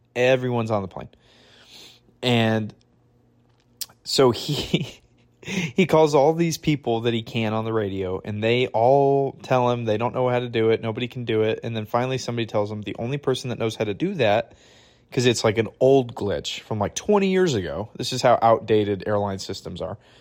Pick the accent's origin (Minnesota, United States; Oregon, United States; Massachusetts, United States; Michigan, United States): Michigan, United States; now in Redding, United States; I'm from Michigan